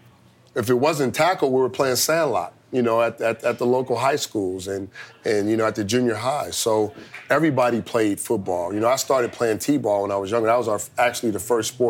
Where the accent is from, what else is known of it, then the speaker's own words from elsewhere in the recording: Long Beach, California, United States; the community where I grew up in Long Beach